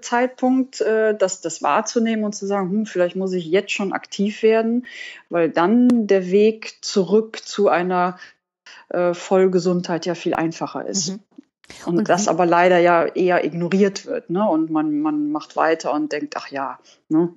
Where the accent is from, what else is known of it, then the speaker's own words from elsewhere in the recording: Cologne, North Rhine-Westphalia, Germany; Ich äh, bin wohnhaft in Köln und ich komme auch aus Köln